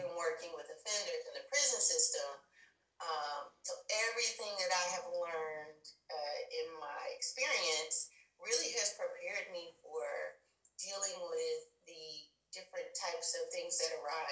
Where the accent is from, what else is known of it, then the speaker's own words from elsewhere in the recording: Huntsville, Texas, United States; I'm from a small town called Huntsville, Texas, which is an hour north of Houston